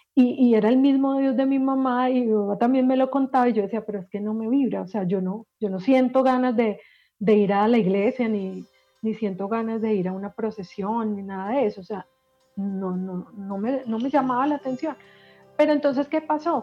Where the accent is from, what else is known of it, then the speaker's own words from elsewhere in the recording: Medellín, Antioquia, Colombia; yo que soy paisa, soy de Medellín, y en Medellín